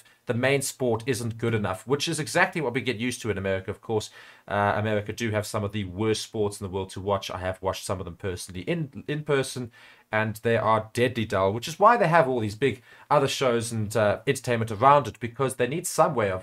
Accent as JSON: {"language": "English", "country": "South Africa"}